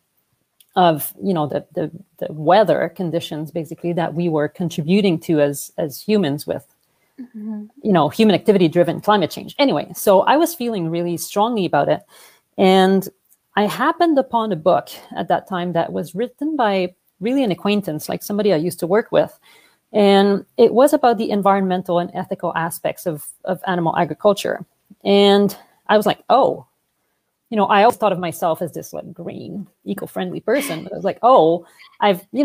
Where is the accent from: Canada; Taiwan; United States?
Canada; Montreal, Quebec; accent: French; English is a second language; moved away as an adult; now in Vancouver, Canada; I'm originally from Montreal, hence the French accent